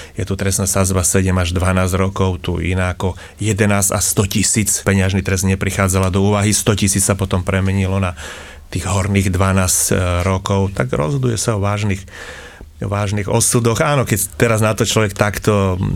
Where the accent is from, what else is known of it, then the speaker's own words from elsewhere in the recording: Snina, Prešov Region, Slovakia; som východniar, som zo Sniny, a teda Rusín